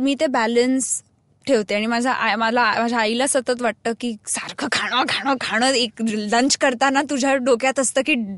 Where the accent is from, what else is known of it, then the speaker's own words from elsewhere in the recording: Mumbai, Maharashtra, India; I very much born and brought up in Mumbai